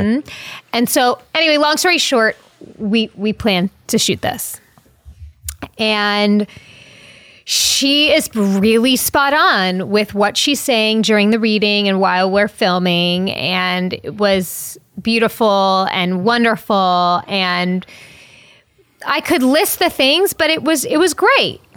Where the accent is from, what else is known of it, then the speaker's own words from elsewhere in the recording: Long Island, New York, United States; I'm from Long Island